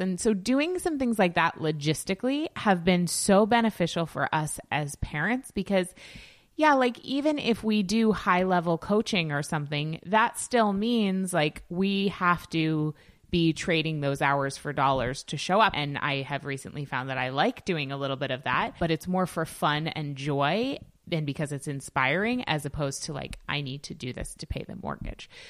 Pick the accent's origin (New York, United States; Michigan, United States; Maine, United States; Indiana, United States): Maine, United States; Yarmouth; in my hometown